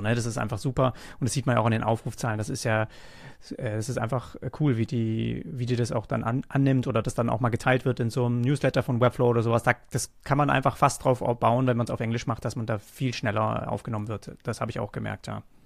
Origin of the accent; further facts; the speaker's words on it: Großbettlingen, Baden-Württemberg, Germany; ich komme auch aus Nürtingen, also Großbettlingen, das ist ja in der Nähe, da bin ich cool, aufgewachsen.